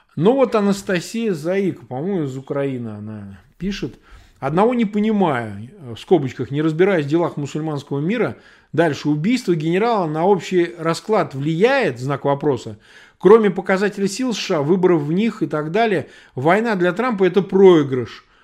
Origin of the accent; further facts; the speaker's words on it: Samara, Samara Oblast, Russia; moved away; я вырос просто в Самаре